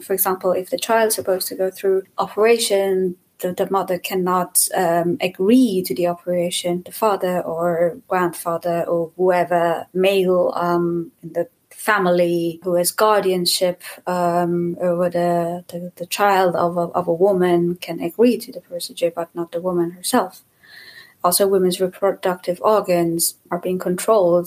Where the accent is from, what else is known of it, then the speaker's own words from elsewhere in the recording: Iran; moved away as an adult; also born or lived in Germany; now in Leipzig, Germany; I'm from Iran and I live in Germany for a while right now